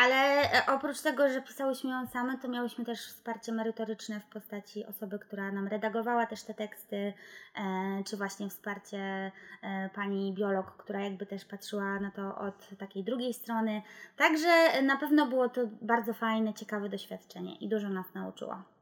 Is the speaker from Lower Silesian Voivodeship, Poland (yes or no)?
yes; Wrocław, Lower Silesian Voivodeship, Poland; wywodzimy się z Wrocławia